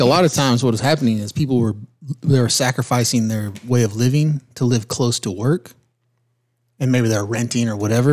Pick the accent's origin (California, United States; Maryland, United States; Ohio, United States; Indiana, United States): California, United States; now in Oconee County, South Carolina, United States; when I grew up in California